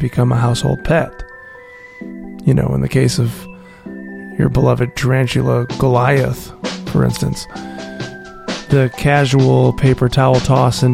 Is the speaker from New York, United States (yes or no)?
no; Wisconsin, United States; now in Los Angeles, United States; I grew up in Wisconsin